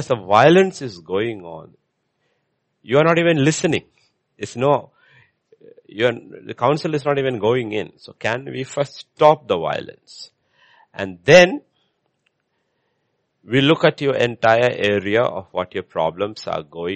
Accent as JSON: {"language": "English", "country": "India", "said": "I'm an Indian"}